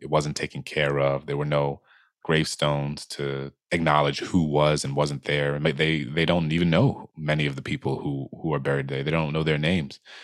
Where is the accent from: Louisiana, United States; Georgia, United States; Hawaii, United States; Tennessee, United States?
Louisiana, United States; New Orleans; my hometown, New Orleans